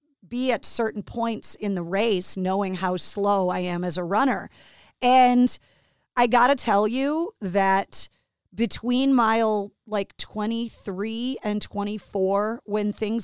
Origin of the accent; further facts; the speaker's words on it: Boston, Massachusetts, United States; being born and raised in Boston